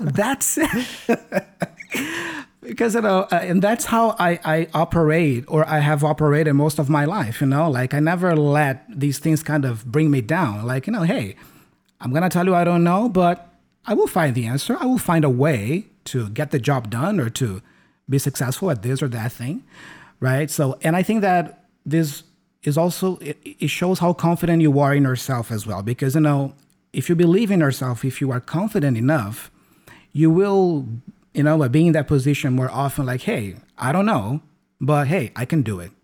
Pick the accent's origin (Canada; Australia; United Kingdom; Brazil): Brazil; English is a second language; I learned English in Brazil, here in my home country. I've never been abroad.